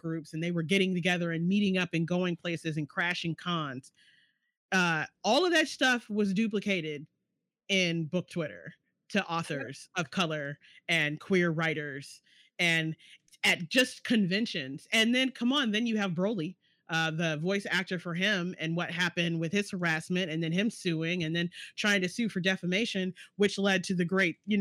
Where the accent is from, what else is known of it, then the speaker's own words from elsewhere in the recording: North Carolina, United States; I'm black and I'm from North Carolina